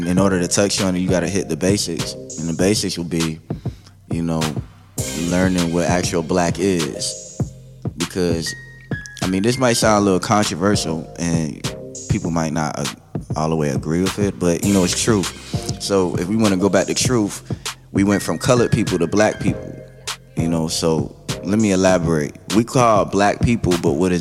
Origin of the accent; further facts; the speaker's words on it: South Carolina, United States; moved away as an adult; now in Humboldt County, United States; I'm originally from Utahville, South Carolina, born and raised